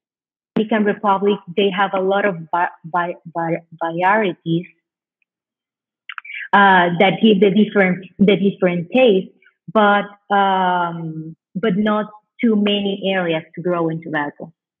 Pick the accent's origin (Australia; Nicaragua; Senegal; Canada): Nicaragua; Condega, Estelí; English is a second language; And for me, Condera, we are from Condera. My family, my dad's side, it's from Condera.